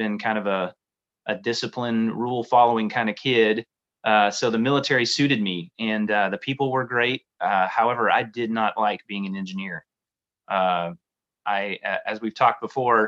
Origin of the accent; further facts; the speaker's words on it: Tulsa, Oklahoma, United States; in Tulsa, Oklahoma, where I grew up